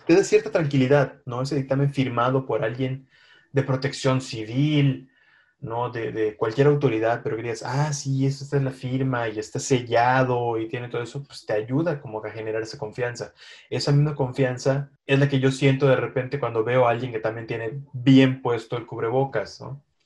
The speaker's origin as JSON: {"language": "Spanish", "country": "Mexico", "said": "que nos caracteriza como mexicanos"}